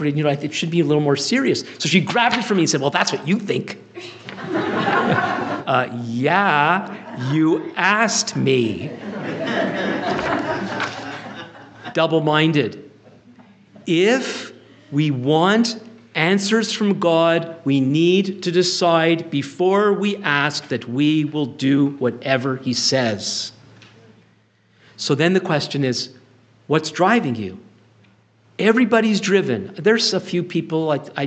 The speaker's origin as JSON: {"language": "English", "town": "Ottawa", "region": "Ontario", "country": "Canada", "said": "I'm from Ottawa"}